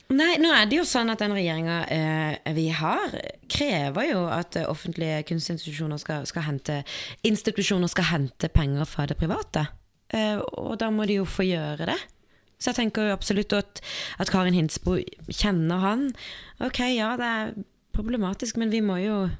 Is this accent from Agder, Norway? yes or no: yes; Kristiansand, Agder, Norway; jeg er fra Kristiansand